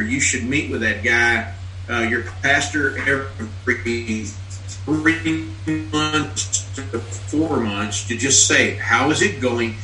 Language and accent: English; Western Kentucky, United States; I grew up in Western Kentucky. I lived in the military a long time